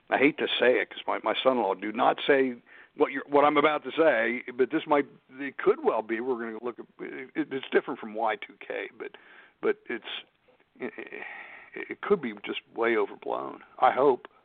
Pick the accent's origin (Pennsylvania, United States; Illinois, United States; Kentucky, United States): Pennsylvania, United States; Pittsburgh; That's that's my hometown, yeah.